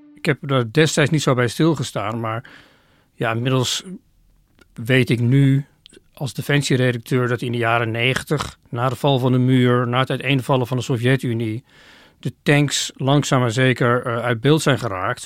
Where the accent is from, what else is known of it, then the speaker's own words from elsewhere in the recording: Oirschot, North Brabant, Netherlands; moved away; Ik heb in mijn kindertijd een aantal jaren in Oorschot gewoond.